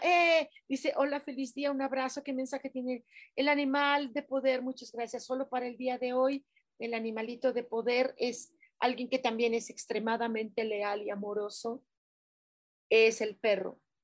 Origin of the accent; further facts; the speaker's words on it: Mexico; nosotros como mexicanos